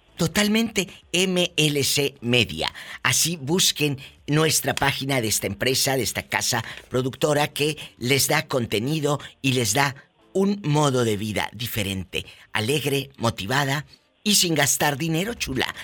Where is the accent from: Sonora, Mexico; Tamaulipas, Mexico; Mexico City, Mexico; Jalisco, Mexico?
Tamaulipas, Mexico; desde mi estado querido Tamaulipas, mi tierra